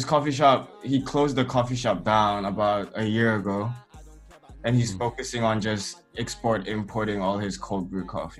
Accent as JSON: {"language": "English", "region": "Chiang Mai", "country": "Thailand", "tie": "born or raised there", "said": "So but one thing I'm really proud about growing up in Chiang Mai is that I feel like I've met almost everyone, every country around the world."}